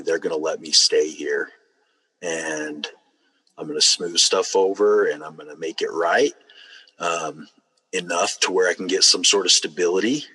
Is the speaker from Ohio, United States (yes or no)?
no; Utah, United States; I grew up here in Utah. Um, lived a couple other states throughout the way, but um, mostly here in Utah.